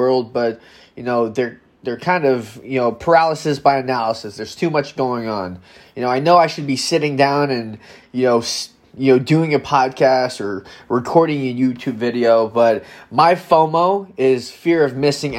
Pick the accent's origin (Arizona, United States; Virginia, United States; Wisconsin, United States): Wisconsin, United States; Madison; I'm from Madison, Wisconsin